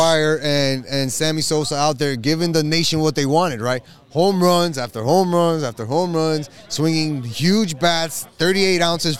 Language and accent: English; Dominican Republic; as a Dominican